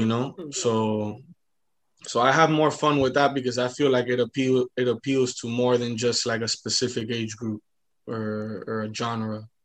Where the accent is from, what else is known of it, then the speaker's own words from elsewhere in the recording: Hialeah, Florida, United States; I was born in Hialeah Hospital